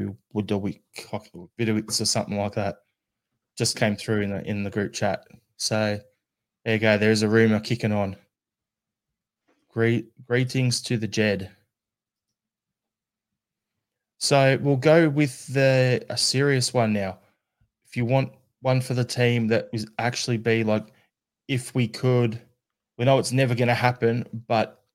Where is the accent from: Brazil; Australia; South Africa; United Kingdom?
Australia; as an Australian